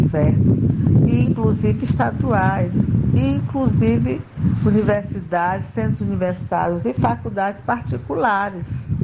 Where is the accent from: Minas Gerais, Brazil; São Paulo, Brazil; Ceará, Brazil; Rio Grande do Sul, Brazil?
Ceará, Brazil; Canindé; now in Maceió, Brazil; Sou cearense de Canindé, mas moro em Maceió, Alagoas.